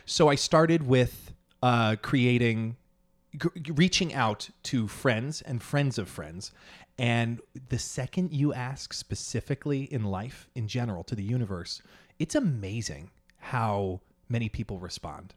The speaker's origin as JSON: {"language": "English", "area": "Long Island", "region": "New York", "country": "United States", "lives_now": "Manhattan, United States", "said": "I'm from Long Island"}